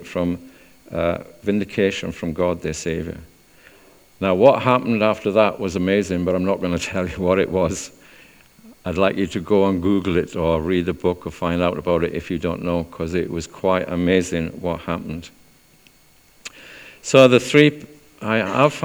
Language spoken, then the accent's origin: English; South Wales, United Kingdom; moved away as an adult; also born or lived in Chester; I'm from South Wales.